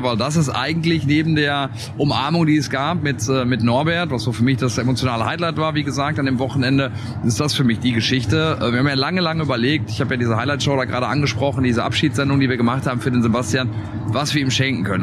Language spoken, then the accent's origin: German; Germany; wir kommen aus Deutschland